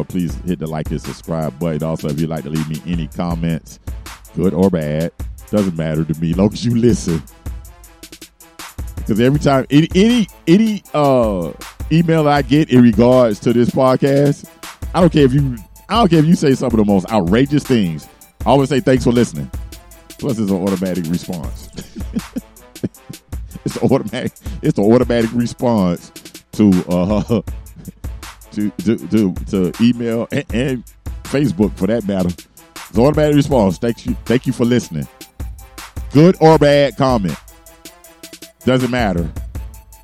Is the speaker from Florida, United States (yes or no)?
yes; Miami, Florida, United States; my hometown, Miami